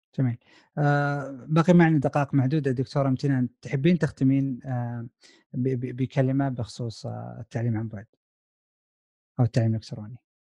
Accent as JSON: {"language": "Arabic", "country": "Saudi Arabia", "moved": "as an adult", "lives_now": "United States", "said": "احنا كطلاب سعوديين هنا في امريكا"}